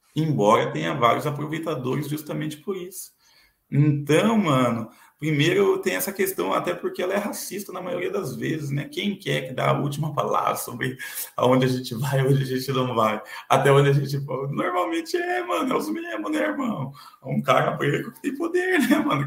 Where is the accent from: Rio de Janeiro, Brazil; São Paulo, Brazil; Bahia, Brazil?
São Paulo, Brazil; Eu nasci em São Paulo